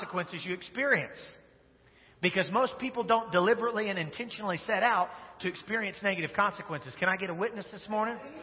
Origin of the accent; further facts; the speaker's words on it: Wichita, Kansas, United States; Wichita, Kansas, which is the greatest city in the United States of America, which is my hometown.